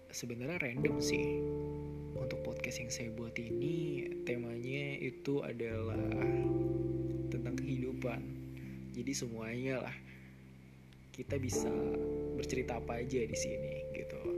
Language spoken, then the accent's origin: Indonesian; Wonogiri, Central Java, Indonesia; born there; saya lahir di Wonogiri Jawa Tengah 23 Desember 1994